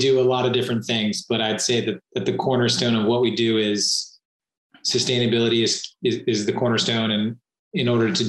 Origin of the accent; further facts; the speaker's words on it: Singapore; also born or lived in Southeast Asia; I grew up predominantly in Southeast Asia and Singapore.